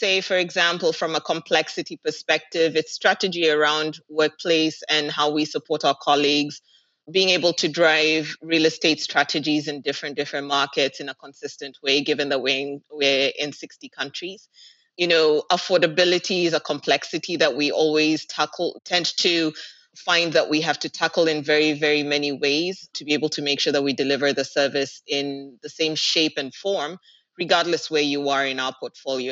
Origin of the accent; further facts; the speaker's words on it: Kenya; moved away as an adult; now in Dubai, United Arab Emirates; I'm actually Kenyan in terms of where home is